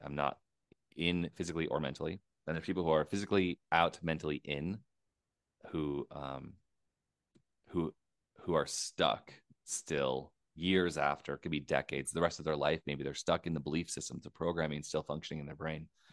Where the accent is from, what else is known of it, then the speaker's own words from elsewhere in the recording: United States; moved away; I'm an American.